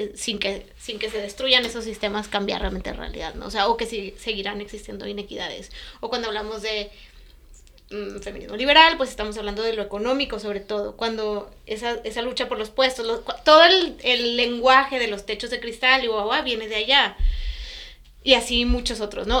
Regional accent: Mexico; moved away as an adult; also born or lived in Europe; toda mi, experiencia en la escuela había sido como mexicana en México

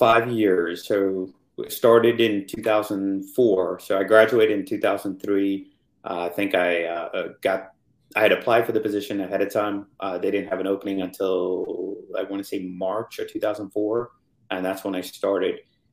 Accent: India; knowing about, you know, where I grew up and even knowing Dubai at the time, but thinking, okay, hey, I'm Indian.

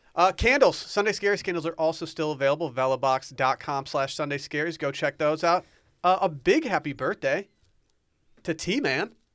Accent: Austin, Texas, United States; I'm from Austin, where we pronounce things wrong all the time

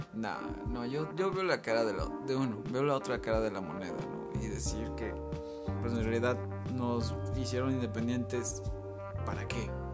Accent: Mexico; somos mexicanos

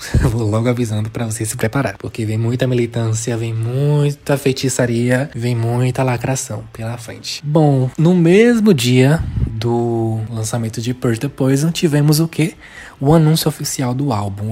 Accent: Brazil; como um bom brasileiro

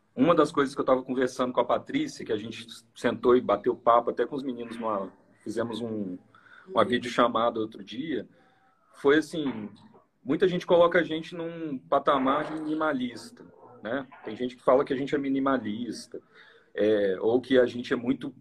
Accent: Minas Gerais, Brazil; a gente é mineiro mesmo

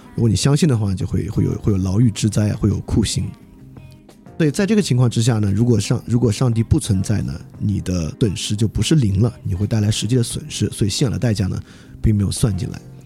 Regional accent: China

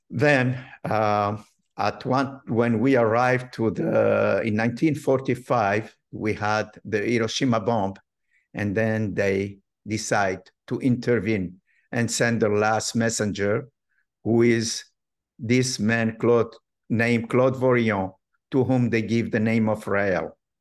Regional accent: Morocco; moved away; I have been brought up in a religious, traditional family, uh, very well known in North Africa, in Morocco.

